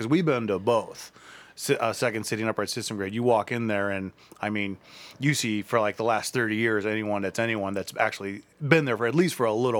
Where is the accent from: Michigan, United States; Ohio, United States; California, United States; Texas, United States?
Ohio, United States; Akron; now in Cleveland, United States; I'm from Akron.